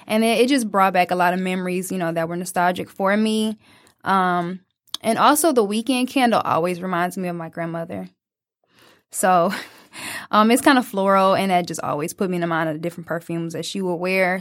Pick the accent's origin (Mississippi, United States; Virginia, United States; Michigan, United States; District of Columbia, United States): Michigan, United States; Detroit; as a young 20 year old just growing up in Detroit